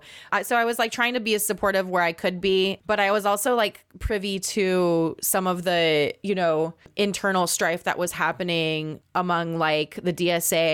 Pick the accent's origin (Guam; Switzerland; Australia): Guam; moved away; I grew up on Guam as an Indigenous person